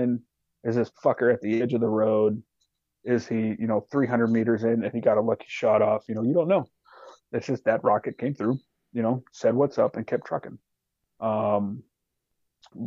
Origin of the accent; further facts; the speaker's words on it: Alaska, United States; I'm from Alaska